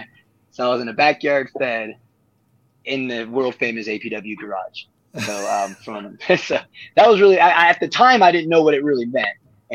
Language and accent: English; Sunnyvale, California, United States; moved away as an adult; now in Reno, United States; I'm originally from Sunnyvale, California. You know, South Bay over by Santa Clara, Cupertino, San Jose. Went from K all the way to U-12 there